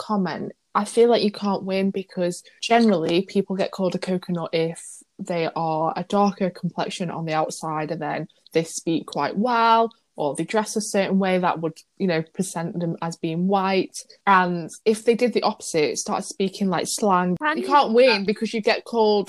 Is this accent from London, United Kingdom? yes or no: no; Manchester, North West England, United Kingdom; But I was the same, like, people don't think I'm from Manchester at all.